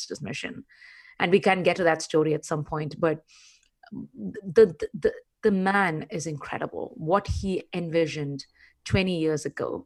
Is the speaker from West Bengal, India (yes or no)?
no; Chennai, Tamil Nadu, India; also born or lived in Kerala; I was born in Kerala, southernmost tip of the Indian Peninsula, but brought up in Chennai. All my growing up happened in Chennai, erstwhile Madras.